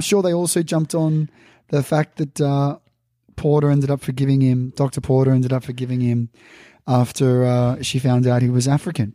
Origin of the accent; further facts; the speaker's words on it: Melbourne, Victoria, Australia; me growing up in Melbourne